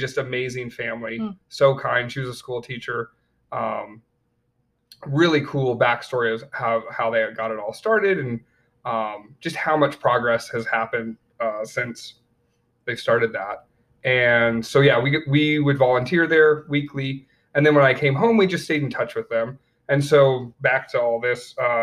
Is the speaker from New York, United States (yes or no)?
yes; upstate New York, United States; born or raised there; also born or lived in Colorado / Tennessee / Romania / Florida